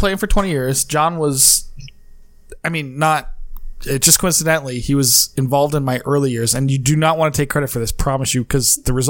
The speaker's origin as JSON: {"language": "English", "region": "East Coast", "country": "United States", "moved": "yes", "said": "I was from the East Coast"}